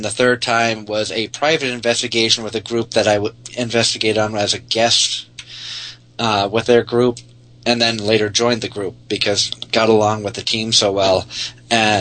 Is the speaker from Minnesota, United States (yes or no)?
no; Massachusetts, United States; also born or lived in Syracuse, New York; I grew up in Massachusetts my whole life, minus 7 years when I was living in Syracuse, New York area